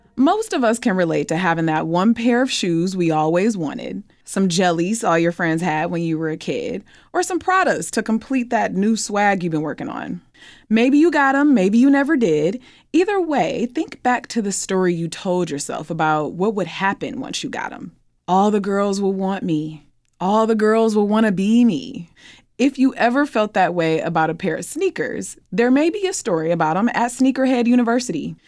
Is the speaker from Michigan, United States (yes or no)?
yes; Detroit, Michigan, United States; I'm from Detroit